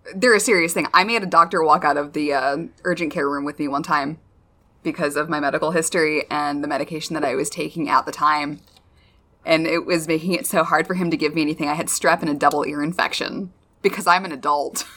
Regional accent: United States; I am constantly American

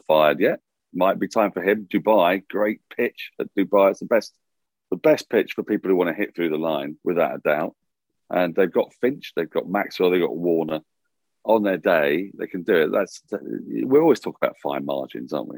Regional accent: England, United Kingdom; I say this as an Englishman

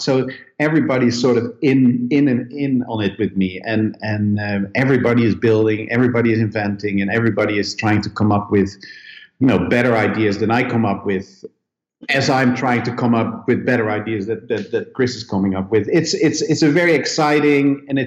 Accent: Netherlands; moved away; also born or lived in Sweden; I come originally from Holland

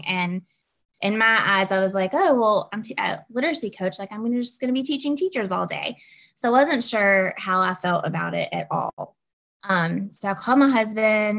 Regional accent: Southwest Virginia, United States; I'm from Southwest Virginia.

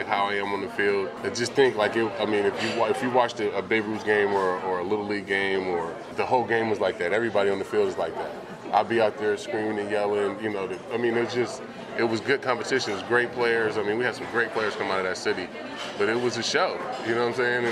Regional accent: Vallejo, California, United States; moved away; kid from Vallejo

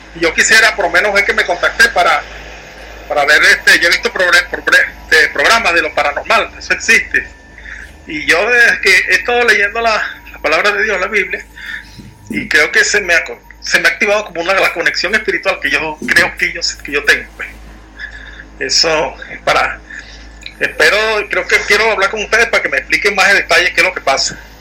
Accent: Venezuela; aquí soy de Venezuela.

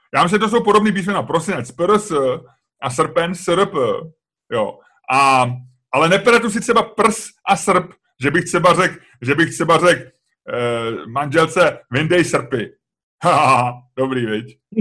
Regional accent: Czechia; jsme z Česka

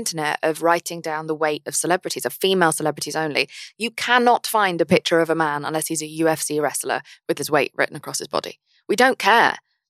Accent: England, United Kingdom; I'm English.

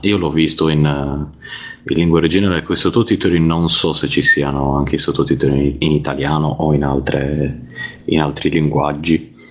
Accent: Cagliari, Sardinia, Italy; now in Zurich, Switzerland; vi chiamo da, da Zurigo, ma, ma sono nato a Cagliari

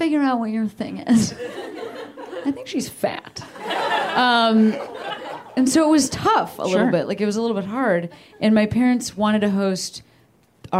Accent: suburbs of Chicago, Illinois, United States; I'm from the suburbs. From the suburbs of Chicago

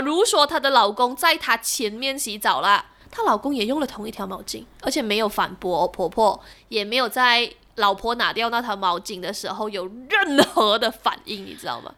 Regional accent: Malaysia; 我们马来西亚华人

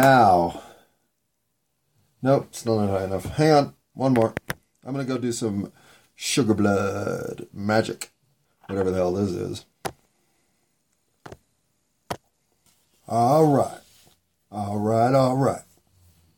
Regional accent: Denver, Colorado, United States; I was born in Denver

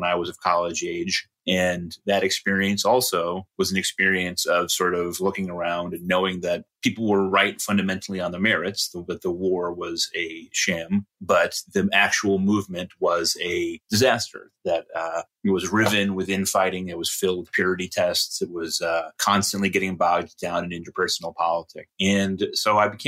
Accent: Middletown, Connecticut, United States; am from Connecticut originally, from Middletown, Connecticut, the home of Wesleyan University. I grew up on Wesleyan University's campus.

